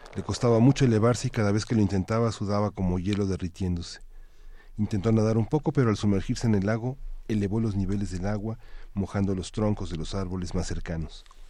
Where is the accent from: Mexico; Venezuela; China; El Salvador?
Mexico; como mexicanos